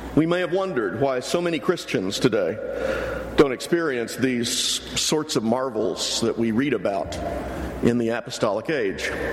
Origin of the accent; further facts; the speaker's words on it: near Houston, Texas, United States; I grew up near Houston.